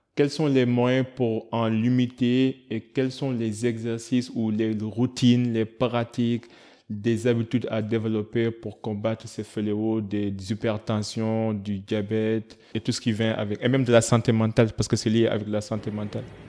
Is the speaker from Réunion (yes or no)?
no; Senegal; en tant que Sénégalais